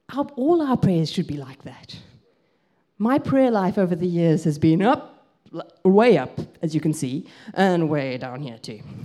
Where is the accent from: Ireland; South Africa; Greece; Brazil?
South Africa; moved away as an adult; also born or lived in Grahamstown, Eastern Cape, South Africa; now in England; I grew up in South Africa